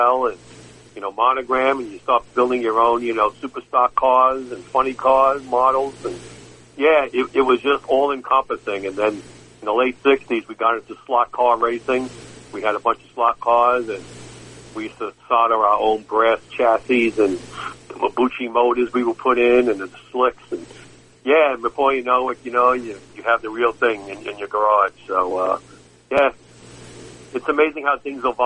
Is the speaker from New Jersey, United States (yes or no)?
no; New York City, New York, United States; growing up in New York City